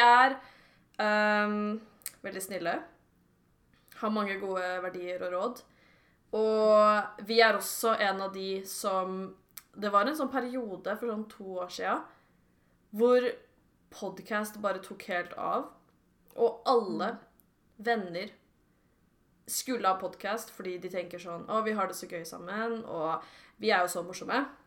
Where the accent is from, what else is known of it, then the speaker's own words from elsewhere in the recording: Sørum, Akershus, Norway; now in Jessheim, Norway; Jeg er fra Sørum